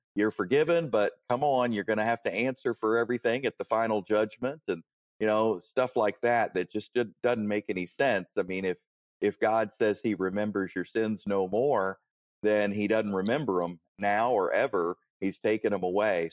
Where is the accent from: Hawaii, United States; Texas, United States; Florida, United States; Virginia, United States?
Virginia, United States; Warrenton; I grew up in Warrenton, Virginia, near near Manassas, uh, Gainesville, that that sort of area